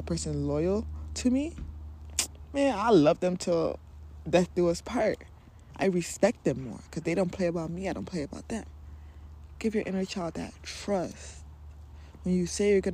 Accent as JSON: {"language": "English", "country": "Nigeria", "said": "I am Nigerian"}